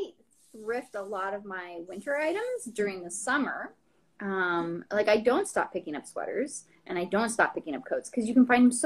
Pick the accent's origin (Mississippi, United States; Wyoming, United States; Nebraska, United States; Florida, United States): Wyoming, United States; Jackson; moved away as an adult; now in Boston, United States; I grew up in Jackson, Wyoming